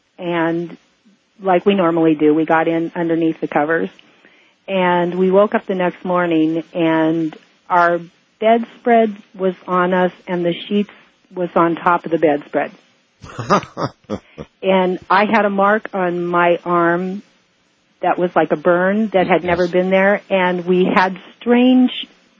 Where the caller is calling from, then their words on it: Hawaii, United States; I'm calling from Hawaii.